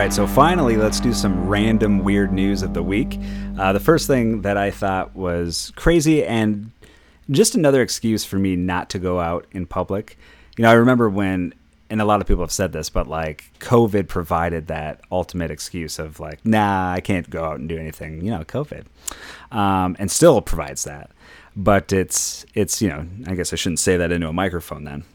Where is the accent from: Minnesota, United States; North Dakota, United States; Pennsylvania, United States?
Minnesota, United States; I'm from Minnesota